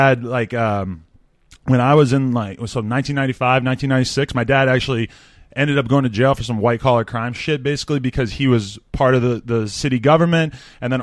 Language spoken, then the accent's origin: English; Nashua, New Hampshire, United States; now in Los Angeles, United States; I'm from Nashville, New Hampshire, which is about 30 minutes outside Boston